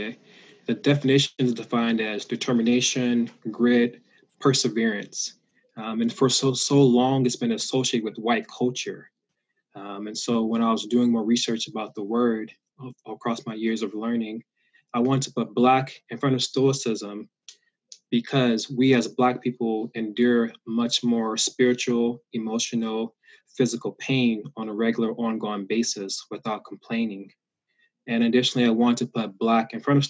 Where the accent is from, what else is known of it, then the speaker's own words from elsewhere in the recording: Augusta, Georgia, United States; moved away as an adult; also born or lived in Iowa / Santa Barbara, California; now in California, United States; I was raised in Augusta, Georgia